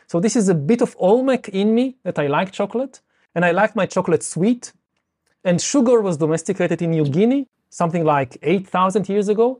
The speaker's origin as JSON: {"language": "English", "country": "Israel", "tie": "born or raised there", "said": "I come from Israel."}